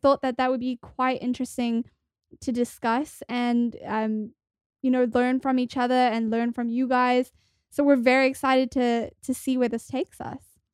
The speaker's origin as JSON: {"language": "English", "country": "South Africa", "also_born_or_lived": "New York", "moved": "as an adult", "lives_now": "Los Angeles, United States", "said": "I'm originally from South Africa, and I moved to the States about eight years ago"}